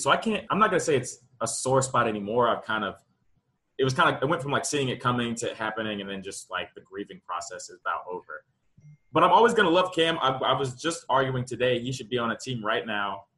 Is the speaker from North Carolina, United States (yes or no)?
yes; Charlotte, North Carolina, United States; that's home. Seven oh four. I grew up in Charlotte, born and raised